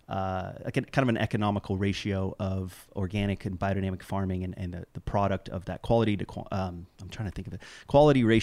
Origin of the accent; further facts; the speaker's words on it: South East England, United Kingdom; so I'm I'm full generationally British uh, and grew up over there in uh, West Cotswolds of Oxfordshire.